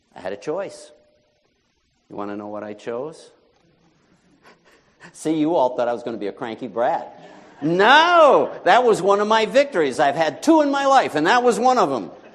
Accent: New York, United States; moved away as an adult; my home state of New York

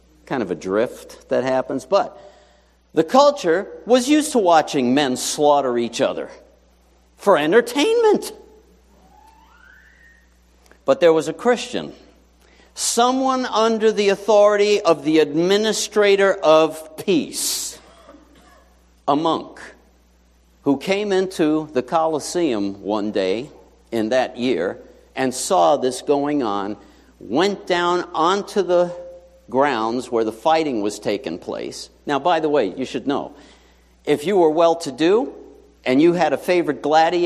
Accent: New York City, New York, United States; born or raised there; moved away

